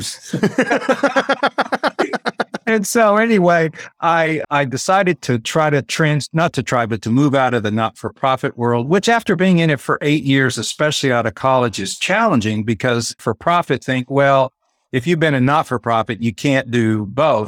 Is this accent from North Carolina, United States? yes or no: no; West Texas, United States; moved away as an adult; also born or lived in Tulsa, Oklahoma / San Diego, California; I grew up in West Texas